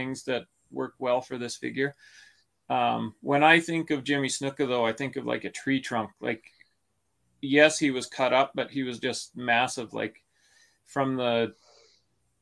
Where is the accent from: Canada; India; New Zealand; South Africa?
Canada; born or raised there